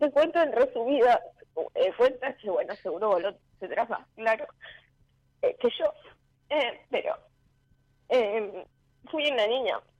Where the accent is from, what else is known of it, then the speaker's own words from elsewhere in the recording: La Pampa, Argentina; moved away; soy del interior, de La Pampa